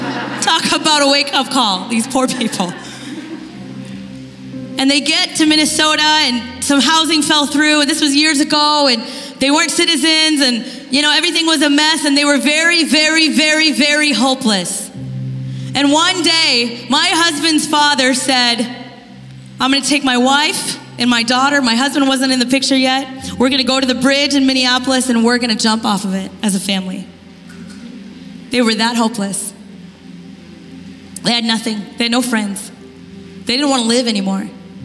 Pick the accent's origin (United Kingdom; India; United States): India; I'm Indian.